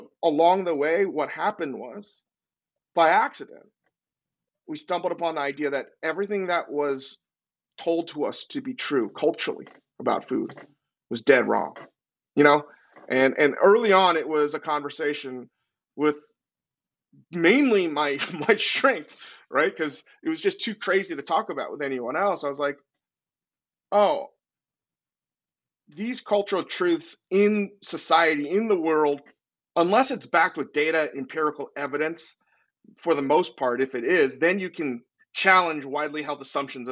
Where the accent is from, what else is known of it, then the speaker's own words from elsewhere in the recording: Virginia, United States; also born or lived in New York; now in Los Angeles, United States; I grew up in Virginia.